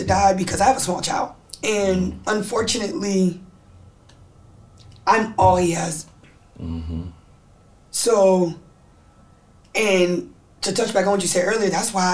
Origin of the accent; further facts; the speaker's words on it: the Bay Area, California, United States; Growing up in the Bay